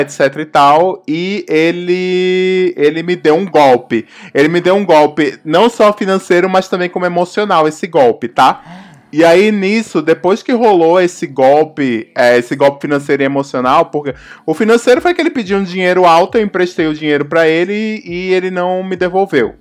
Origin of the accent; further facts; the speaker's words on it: Northeast Region, Brazil; moved away; eu não sou sudestina, eu sou do Nordeste também. Então quando eu me mudei do Nordeste para cá